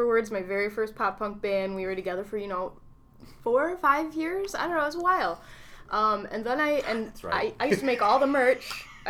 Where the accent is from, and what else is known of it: Whitesboro, New York, United States; born or raised there; also born or lived in Utica, New York